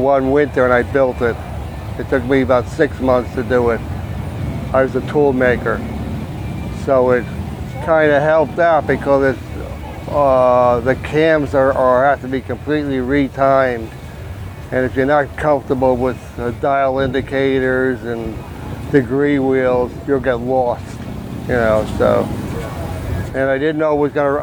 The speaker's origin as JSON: {"language": "English", "town": "Stroudsburg", "region": "Pennsylvania", "country": "United States", "said": "I'm from Stroudsburg, Pennsylvania."}